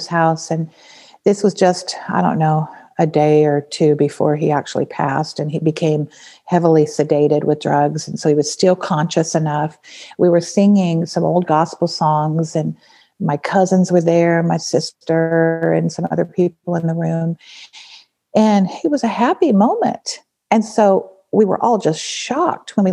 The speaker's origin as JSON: {"language": "English", "region": "Nevada", "country": "United States", "tie": "born or raised there", "said": "I grew up in Nevada"}